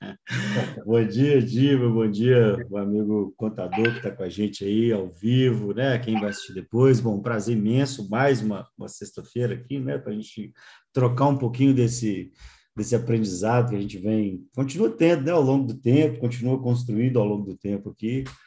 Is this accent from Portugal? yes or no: no; Minas Gerais, Brazil; eu sou de Minas